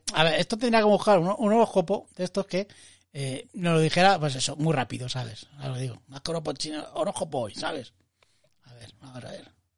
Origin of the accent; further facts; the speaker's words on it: Madrid, Community of Madrid, Spain; estar en una terraza como buen madrileño y madrileñando